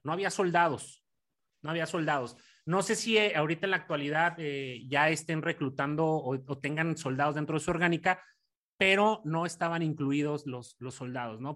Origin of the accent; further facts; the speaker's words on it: Mexico; moved away; por mis, por mis conacionales